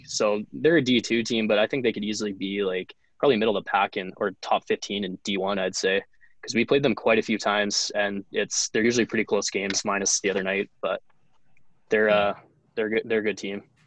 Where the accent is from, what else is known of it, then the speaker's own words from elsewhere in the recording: Lethbridge, Alberta, Canada; moved away as an adult; also born or lived in Camrose, Alberta; now in Jamestown, United States; played um, midget in my hometown of lethbridge alberta